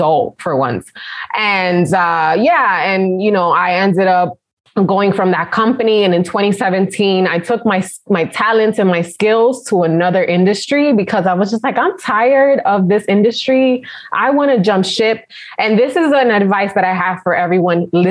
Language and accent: English; New York City, New York, United States; moved away; also born or lived in Connecticut; the company gave me a promotion to work in the Manhattan office. Mm-hmm. So that's how I came back to my hometown